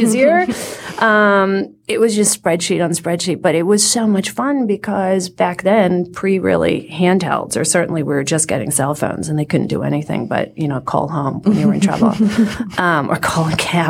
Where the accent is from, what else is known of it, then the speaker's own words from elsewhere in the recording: Lexington, Massachusetts, United States; I grew up in Lexington, Massachusetts